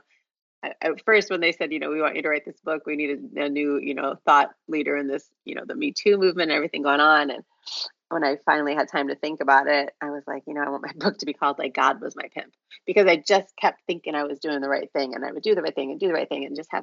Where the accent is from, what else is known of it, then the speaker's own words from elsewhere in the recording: Chicago, Illinois, United States; moved away as an adult; now in Florida, United States; born and raised in Chicago